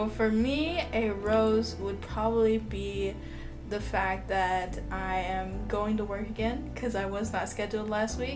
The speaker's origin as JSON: {"language": "English", "region": "Florida", "country": "United States", "also_born_or_lived": "Georgia", "said": "If you did not know, yeah, I'm from Florida. So yeah, born in Georgia, but you know, we we rep Florida all the way."}